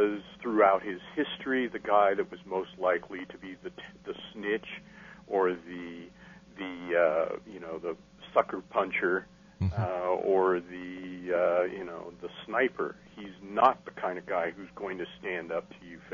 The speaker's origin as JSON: {"language": "English", "town": "Casper", "region": "Wyoming", "country": "United States", "tie": "born or raised there", "moved": "yes", "lives_now": "Texas, United States", "said": "my hometown"}